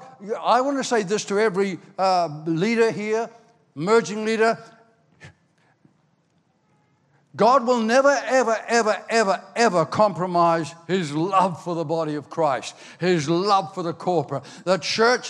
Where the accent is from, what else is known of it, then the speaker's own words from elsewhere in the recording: Ireland; also born or lived in Australia; now in New Zealand; I was born in Ireland